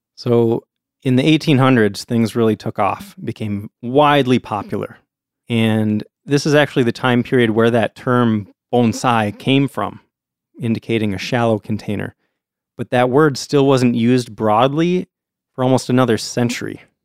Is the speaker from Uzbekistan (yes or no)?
no; United States; we're American